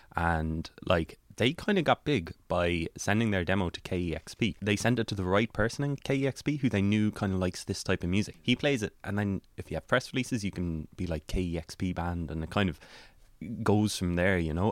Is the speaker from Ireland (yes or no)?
yes; West Cork, Munster, Ireland; I'm from West Cork, and so our local radio station is C one oh three, which my dad listens